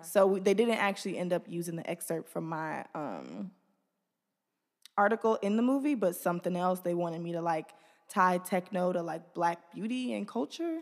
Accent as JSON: {"language": "English", "town": "Detroit", "region": "Michigan", "country": "United States", "tie": "born or raised there", "said": "I'm from the east side. I grew up first on Maiden."}